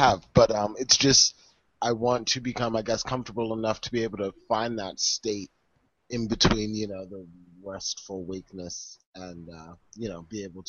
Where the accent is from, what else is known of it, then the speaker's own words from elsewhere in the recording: Maryland, United States; I'm from Maryland